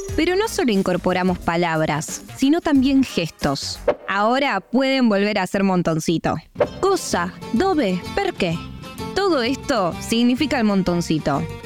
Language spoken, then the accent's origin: Spanish; Argentina; ¿Qué me van a hablar a mí de italianidad si nací en Argentina?